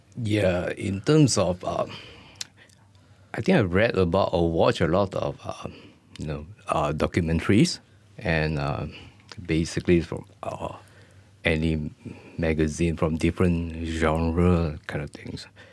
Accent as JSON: {"language": "English", "country": "Malaysia", "said": "as a Malaysian artist"}